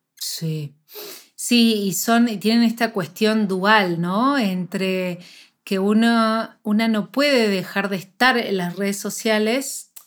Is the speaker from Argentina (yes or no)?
yes; Argentina; yo soy de Argentina